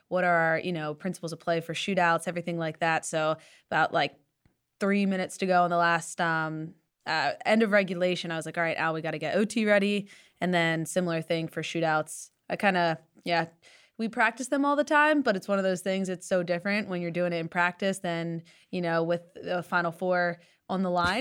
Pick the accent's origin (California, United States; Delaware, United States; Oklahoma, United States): Delaware, United States; moved away; I grew up in Delaware.